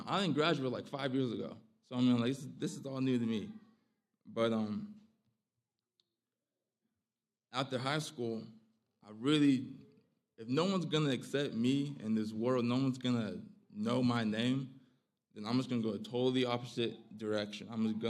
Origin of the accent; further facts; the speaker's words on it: Phoenix, Arizona, United States; now in Polk County, United States; I'm 22 years old. I'm originally from Phoenix, Arizona. But my family and I, we moved over to a small town, Polk County, North Carolina.